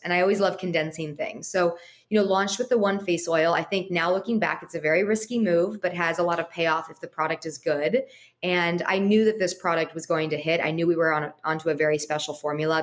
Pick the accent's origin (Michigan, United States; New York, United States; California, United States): California, United States; Los Angeles; growing up in Los Angeles and going to USC